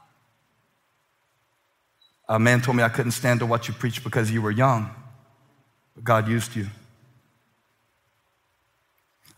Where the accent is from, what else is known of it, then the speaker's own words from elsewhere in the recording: Moncks Corner, South Carolina, United States; I grew up in the Monk's Corner bubble where boiled peanuts were a delicacy